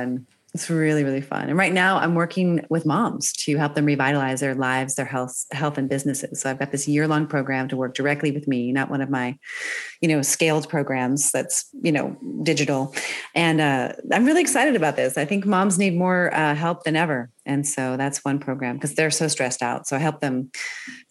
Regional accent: Northern Virginia, United States; born or raised there; moved away as an adult; also born or lived in Maryland / New York City / Switzerland / Germany; now in California, United States

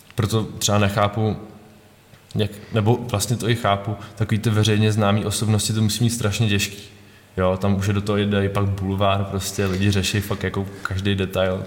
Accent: Karlovy Vary, Karlovy Vary Region, Czechia; já jsem z Karlových Varů

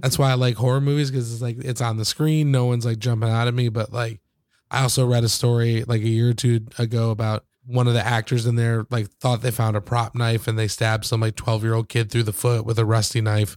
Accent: Michigan, United States; where I grew up in, in Michigan

